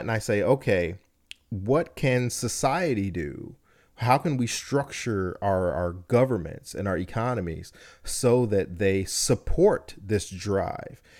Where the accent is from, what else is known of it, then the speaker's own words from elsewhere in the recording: United States; born here, I only know here, I've spent my entire life here